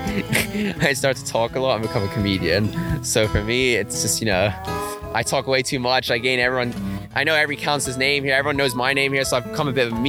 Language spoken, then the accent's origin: English; London, United Kingdom; I am from London. Yes, lived there my whole life. Just born and bred there.